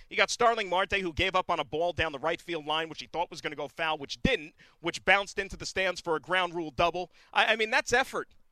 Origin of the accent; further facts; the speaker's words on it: Hillside, New Jersey, United States; my hometown of Hillside, New Jersey